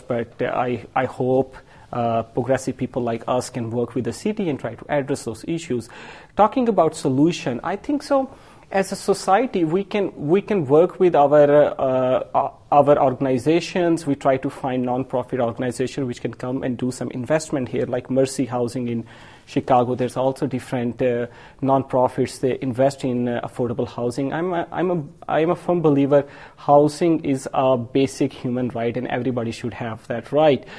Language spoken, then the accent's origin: English; Pakistan; now in Madison, United States; I'm Pakistani from um, Asian background